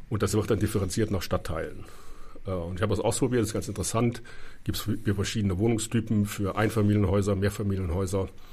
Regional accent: Cologne, North Rhine-Westphalia, Germany; now in Berlin, Germany; da, wo ich herkomme, Nordrhein-Westfalen

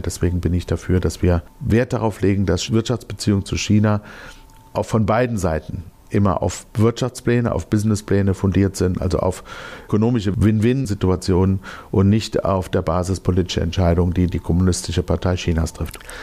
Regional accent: Germany; Wir als Deutsche

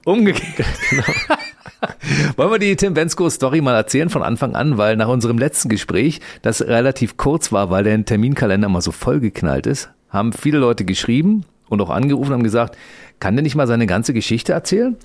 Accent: Berlin, Germany; ursprünglich sind wir beide in Kaulsdorf geboren, in Berlin-Kaulsdorf im Krankenhaus

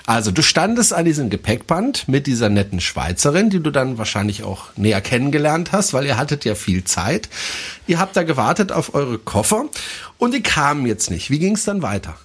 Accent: France; German is a second language; moved away; ich bin Franzose, ich darf auch mal deutsche Fehler machen

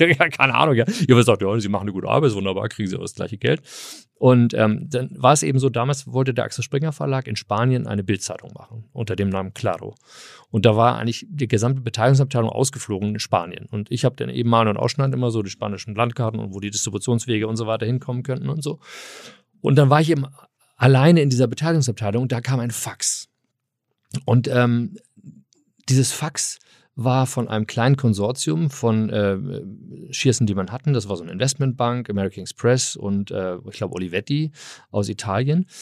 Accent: Hamburg, Germany; moved away as an adult; also born or lived in California, United States; ich komme aus Hamburg, ich bin Eppendorf. Äh, ah. Eppendorf groß gewachsen

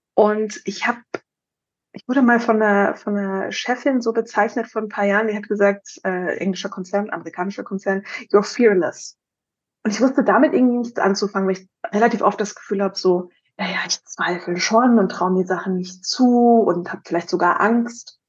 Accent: Baden-Württemberg, Germany; also born or lived in Brandenburg; Ich bin in Brandenburg geboren, damals in Ostdeutschland. Und meine Mutter ist, als ich noch ein Baby war, mit mir kurz vor Mauervoll, Mauervoll, Mauerfall aus dem Osten nach Baden-Württemberg ähm, geflüchtet

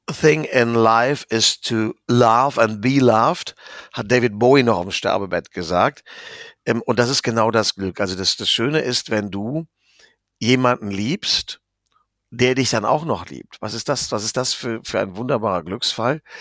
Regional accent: Rhineland, Germany; Ich bin Rheinländer, wie du weißt. Und äh, wir sind ja hier sowieso die Kalifornier Deutschlands.

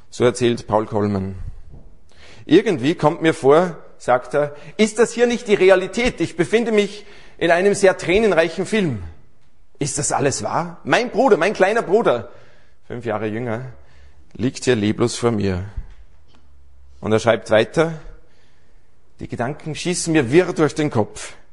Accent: Aschach an der Steyr, Upper Austria, Austria; born there; now in Salzburg, Austria; ja, also wir leben seit einigen Jahren in Salzburg, aber gebürtig bin ich aus Aschach an der Steier. Und das ist eigentlich wirklich der schönste Ort in ganz Österreich.

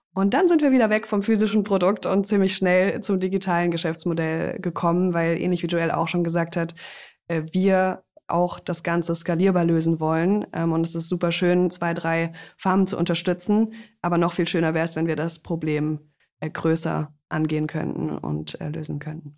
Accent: Freiburg, Baden-Württemberg, Germany; Wir kommen beide aus Freiburg

